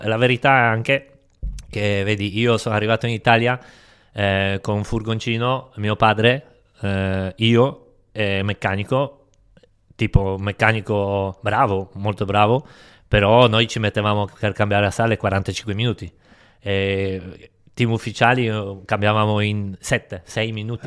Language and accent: Italian; Poland; Io sono nato sette dicembre, in Polonia